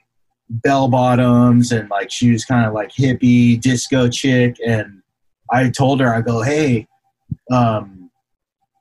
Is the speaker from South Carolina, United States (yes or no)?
no; Alexandria, Virginia, United States; moved away; also born or lived in Washington, D.C. / San Jose; I grew up in Virginia